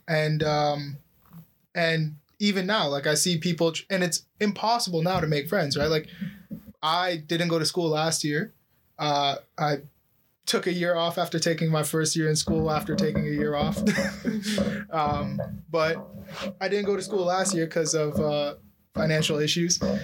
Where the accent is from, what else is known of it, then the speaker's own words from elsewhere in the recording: Oakville, Ontario, Canada; I grew up in Oakville